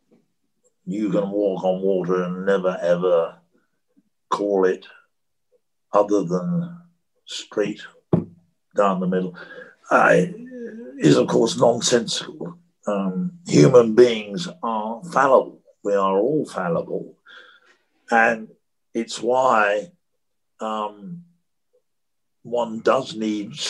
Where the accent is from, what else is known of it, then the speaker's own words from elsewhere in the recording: United Kingdom; one can't avoid being a Brit. That's what I was born to and have been all my life.